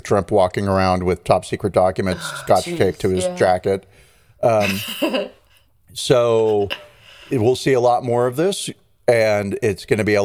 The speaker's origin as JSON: {"language": "English", "country": "United States", "said": "I'm an American"}